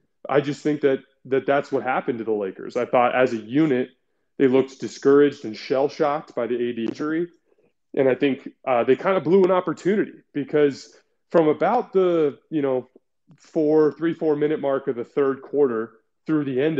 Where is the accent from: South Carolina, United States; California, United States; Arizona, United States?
Arizona, United States; Tucson; I grew up in Tucson, Arizona.